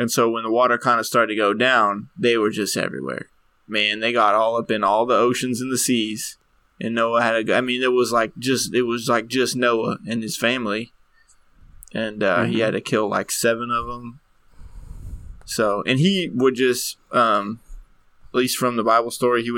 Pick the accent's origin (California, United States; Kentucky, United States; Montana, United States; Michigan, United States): Kentucky, United States; We're from Kentucky